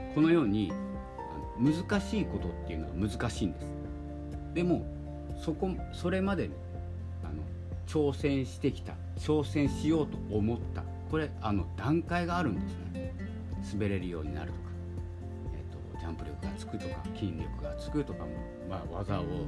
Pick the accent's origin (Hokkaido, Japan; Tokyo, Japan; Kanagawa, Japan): Hokkaido, Japan; 僕はあの北海道の出身なので